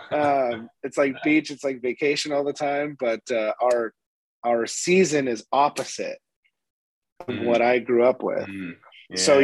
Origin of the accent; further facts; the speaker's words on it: Sandpoint, Idaho, United States; moved away as an adult; now in Florida, United States; I'm from North Idaho, Sandpoint, Idaho